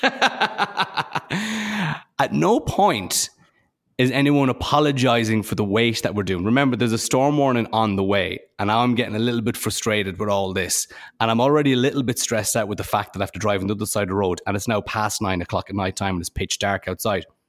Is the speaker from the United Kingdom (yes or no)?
no; Ireland; I'm from Ireland